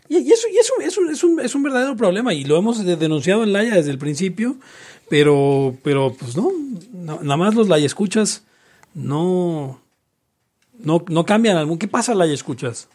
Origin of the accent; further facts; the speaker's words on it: Mexico; los libertarios mexicanos a veces, y latinoamericanos en general